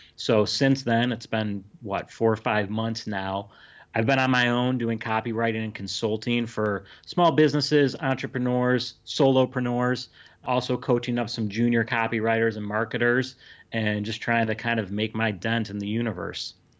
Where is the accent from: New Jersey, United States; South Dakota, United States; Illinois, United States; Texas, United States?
Illinois, United States; now in California, United States; I'm from Illinois, but I live in California now